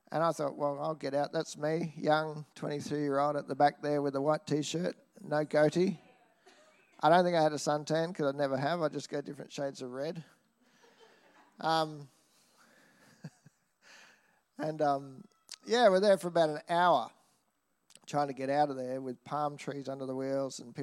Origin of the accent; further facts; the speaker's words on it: Nambour, Queensland, Australia; I grew up in Nambour. I grew up around paddocks.